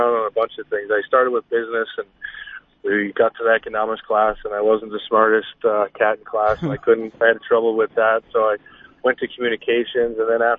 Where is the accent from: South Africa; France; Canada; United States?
Canada; Newfoundland and Labrador; I grew up right in the city and went to school there, and it was just fun growing up in Newfoundland.